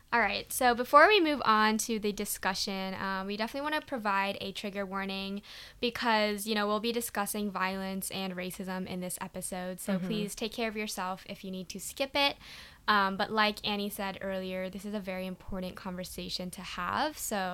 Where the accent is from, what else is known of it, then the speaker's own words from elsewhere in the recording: Malaysia; accent: American; Like, I am Malaysian, but apparently I'm not Malaysian enough